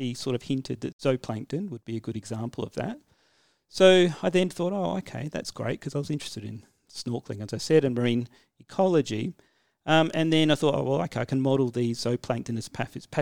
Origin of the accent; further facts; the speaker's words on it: Adelaide, South Australia, Australia; I grew up in Adelaide